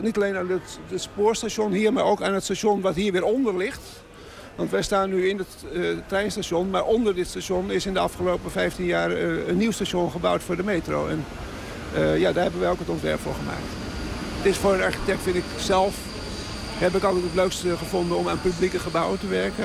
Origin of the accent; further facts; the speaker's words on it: Amsterdam, North Holland, Netherlands; Ik ben in Amsterdam geboren